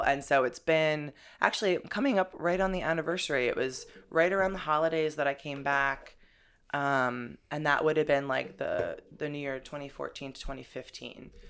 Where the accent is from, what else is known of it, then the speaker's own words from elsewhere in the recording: New Jersey, United States; moved away as an adult; also born or lived in Boulder, Colorado / Europe; now in New York, United States; I'm originally from Jersey, but I, uh, moved out to Boulder, Colorado